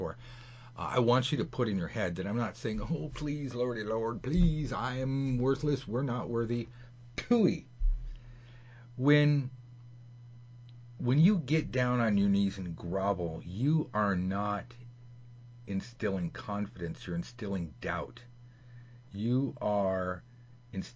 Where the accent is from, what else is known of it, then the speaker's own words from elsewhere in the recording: Los Angeles, California, United States; Hollywood, California, not Hollywood, Florida